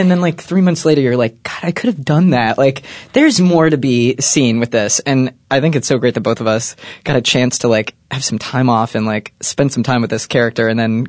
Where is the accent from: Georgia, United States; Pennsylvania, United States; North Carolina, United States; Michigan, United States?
Michigan, United States; Detroit; Celia and I grew up in Detroit, Michigan. Detroit proper, Michigan.